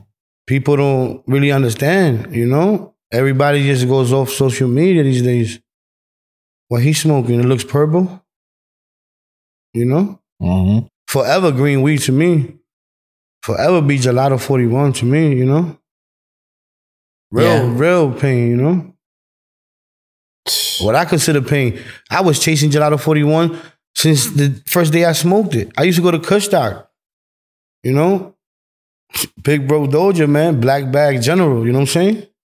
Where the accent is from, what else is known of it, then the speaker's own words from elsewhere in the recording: New York City, New York, United States; Bro, I'm from New York.